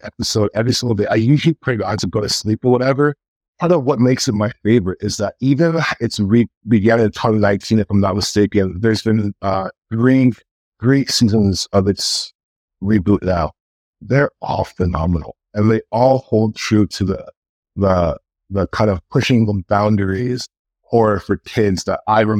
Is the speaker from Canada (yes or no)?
yes; Canada; being Canadian